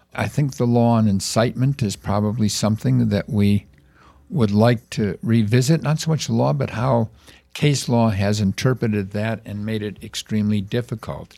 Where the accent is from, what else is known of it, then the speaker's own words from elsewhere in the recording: Chicago, Illinois, United States; I was born in Chicago